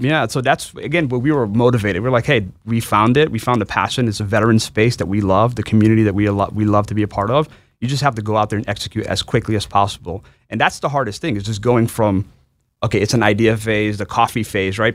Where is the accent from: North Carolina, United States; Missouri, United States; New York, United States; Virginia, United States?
New York, United States; New York City; I'm from New York City originally. Um, my, my, I'm an immigrant. My parents came from, uh, uh, from Bangladesh, but I was born and raised in New York.